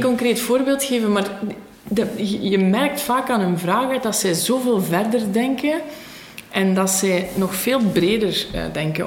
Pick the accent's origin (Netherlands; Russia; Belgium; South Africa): Belgium; Beveren, Flanders; Ik ben bijna 32 jaar. Ik ehm, ben afkomstig van Beveren